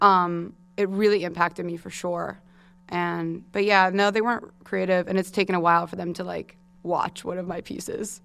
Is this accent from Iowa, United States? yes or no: no; Manhasset, New York, United States; I grew up in Manhasset, and my parent, my dad's from Queens